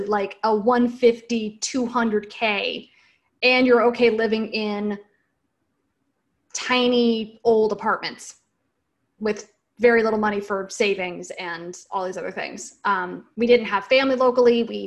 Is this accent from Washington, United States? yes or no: yes; Washington, United States; moved away as an adult; also born or lived in San Francisco Bay Area, United States / Seattle, United States; now in Raleigh, United States; I'm originally from Washington State.